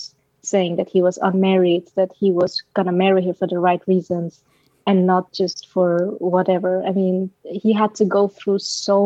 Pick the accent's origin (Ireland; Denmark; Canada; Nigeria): Denmark; Aalborg, North Denmark Region; English is a second language; now in Copenhagen, Denmark; I'm from Denmark, right? I was born and raised in Denmark